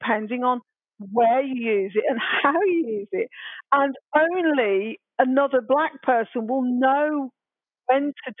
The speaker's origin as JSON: {"language": "English", "town": "Birmingham", "region": "West Midlands", "country": "United Kingdom", "tie": "born or raised there", "accent": "Brummie", "moved": "yes", "said": "I had my broadest Brummie accent on"}